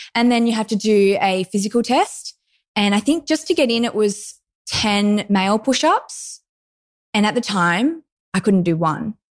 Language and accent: English; Lennox Head, New South Wales, Australia; I grew up in Lenox Head, which is northern New South Wales, very close to Byron Bay